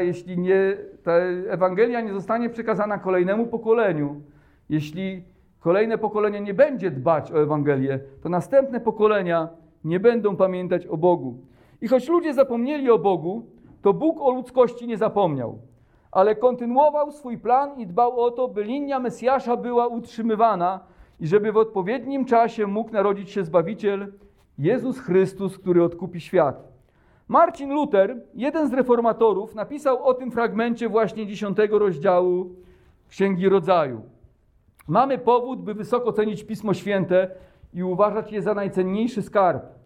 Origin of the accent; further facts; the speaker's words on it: Poland; my, Polacy